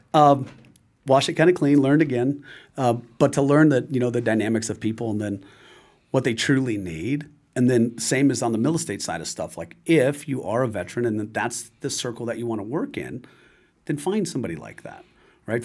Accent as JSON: {"language": "English", "region": "California", "country": "United States", "tie": "born or raised there", "said": "I'm from California"}